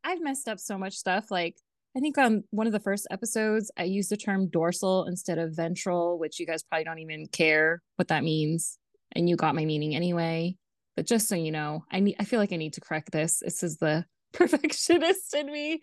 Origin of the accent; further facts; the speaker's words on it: Los Angeles, California, United States; accent: Valley Girl; moved away; also born or lived in Kentucky; I grew up in the Valley. I grew up in the eight one eight area code